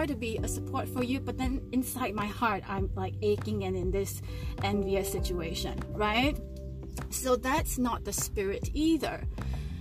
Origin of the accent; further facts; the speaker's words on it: Singapore; Because I'm Chinese, I grew up in Singapore.